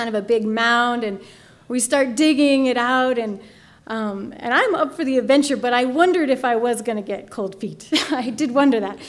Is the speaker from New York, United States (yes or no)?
no; Durango, Colorado, United States; I grew up here in Durango